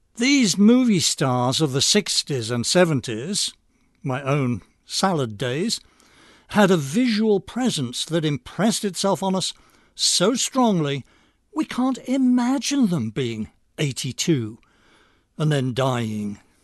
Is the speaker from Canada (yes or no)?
no; England, United Kingdom; moved away; I'm English by birth